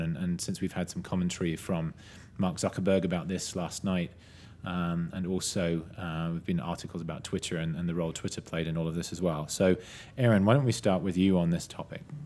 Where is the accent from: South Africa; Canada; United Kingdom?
United Kingdom; now in United States; I'm a British citizen who's not yet a U S citizen